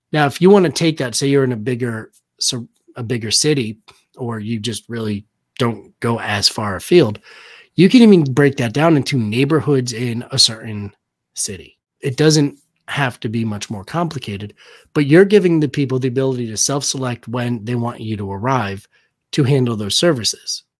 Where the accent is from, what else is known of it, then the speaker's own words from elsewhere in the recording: Danbury, Connecticut, United States; moved away; I'm originally from Danbury, Connecticut